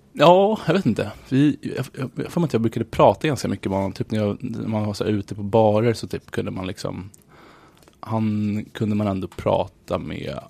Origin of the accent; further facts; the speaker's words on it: Nacka, Stockholm County, Sweden; moved away as an adult; now in New York, United States; Jag var uppvuxen i förorten